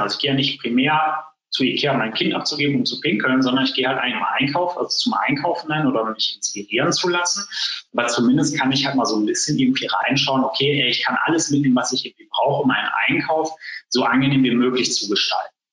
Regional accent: Essen, North Rhine-Westphalia, Germany; bei uns in Essen

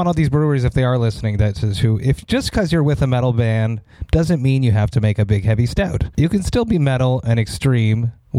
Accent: Deux-Montagnes, Quebec, Canada; It did happen just outside of Montreal in Saint-Eustache, next to my hometown of Deux-Montagnes.

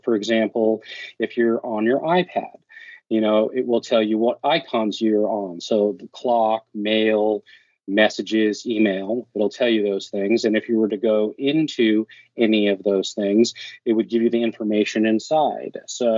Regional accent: California, United States; now in Oregon, United States; So I am originally from California, now living in Oregon.

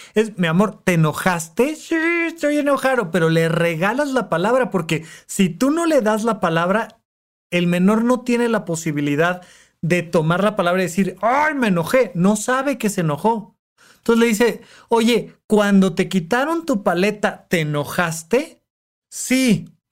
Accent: Toluca, State of Mexico, Mexico; moved away as an adult; now in Mexico City, Mexico; en Toluca, de donde yo soy

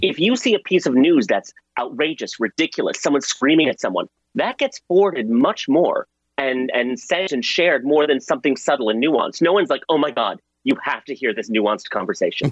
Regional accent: Pakistan; now in United States; I was born in Pakistan

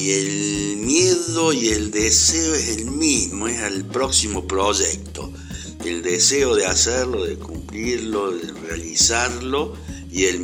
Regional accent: Córdoba, Argentina; tengo 63 años y soy actor argentino y cordobés.

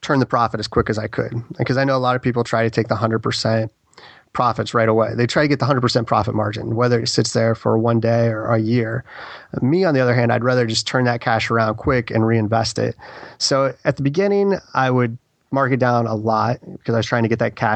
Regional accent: Ohio, United States; I'm from Ohio

